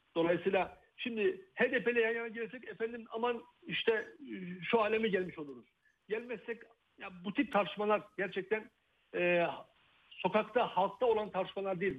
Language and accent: Turkish; Rize, Rize Province, Turkey; ben e, bir Karadenizliyim, Rizeliyim aynı zamanda.